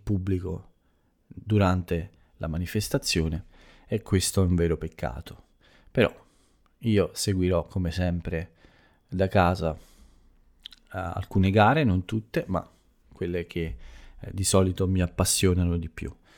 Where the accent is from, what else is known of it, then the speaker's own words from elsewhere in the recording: Italy; first language Italian; nel mio paese, nella mia bella Italia